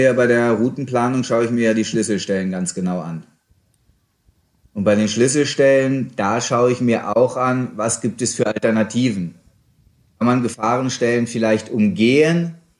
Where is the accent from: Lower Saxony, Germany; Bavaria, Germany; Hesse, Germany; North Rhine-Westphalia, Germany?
Lower Saxony, Germany; Hanover; moved away as an adult; also born or lived in Tyrol; Ich bin auch als Hannoveraner da reingewachsen